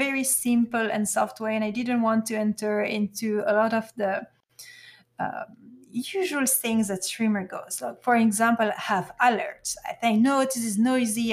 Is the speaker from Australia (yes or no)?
no; Belgium; first language French; English is a second language; I'm from Belgium